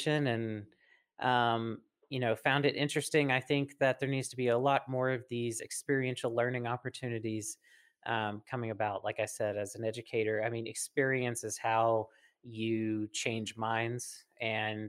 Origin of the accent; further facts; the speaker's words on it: the South, United States; I grew up in the South